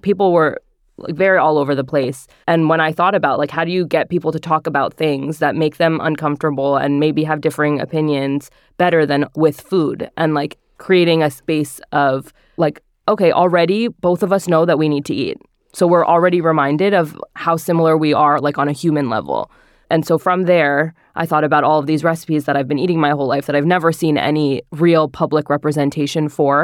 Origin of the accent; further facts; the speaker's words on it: northern New Jersey, United States; I grew up in northern New Jersey